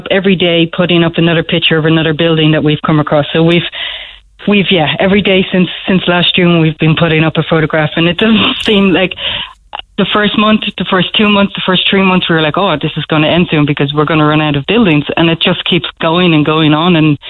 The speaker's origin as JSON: {"language": "English", "town": "Dublin", "region": "Leinster", "country": "Ireland", "moved": "yes", "lives_now": "Cork, Ireland", "said": "But I'm from Dublin"}